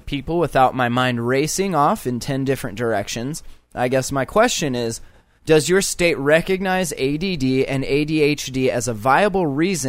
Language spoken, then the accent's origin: English; Lancaster, California, United States; born there; And I was born there. Not in Hollywood, but I was born in Lancaster.